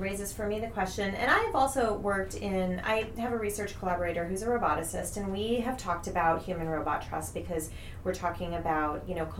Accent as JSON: {"language": "English", "country": "United States", "accent": "American", "said": "I love being the only American voice in the room."}